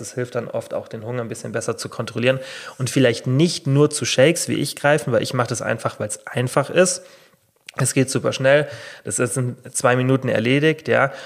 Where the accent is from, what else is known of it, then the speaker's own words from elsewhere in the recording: Germany; hier bei uns in Deutschland